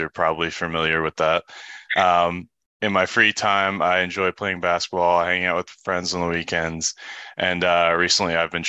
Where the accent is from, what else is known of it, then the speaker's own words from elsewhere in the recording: Pottstown, Pennsylvania, United States; I am from Pottstown, Pennsylvania.